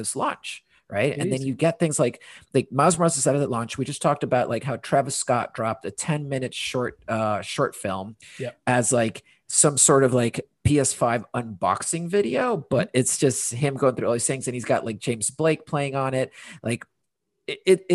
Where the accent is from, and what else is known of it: Honduras; also born or lived in London, United Kingdom / United States; now in Portland, United States